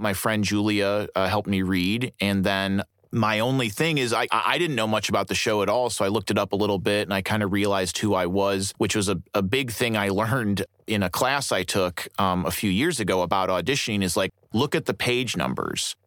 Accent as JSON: {"language": "English", "town": "Berwyn", "region": "Illinois", "country": "United States", "tie": "born or raised there", "also_born_or_lived": "Fort Wayne, Indiana / Defiance, Ohio", "said": "when I was nine, they moved us back to Cook County, and I grew up in a suburb called Berwyn, Illinois, which is like just on the city limits. I went to high school in Chicago"}